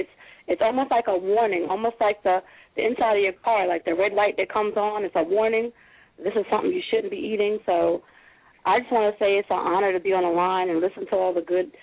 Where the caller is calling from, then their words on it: South Carolina, United States; I'm calling from South Carolina